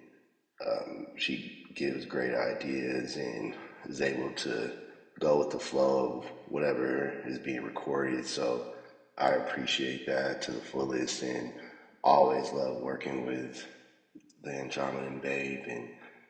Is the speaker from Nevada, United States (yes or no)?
yes; Las Vegas, Nevada, United States; Born and raised in Vegas